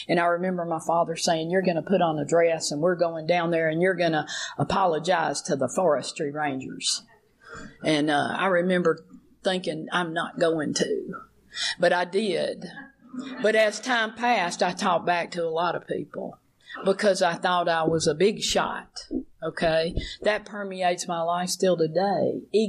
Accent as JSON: {"language": "English", "region": "Alabama", "country": "United States", "tie": "born or raised there", "said": "I'm growing up in Alabama"}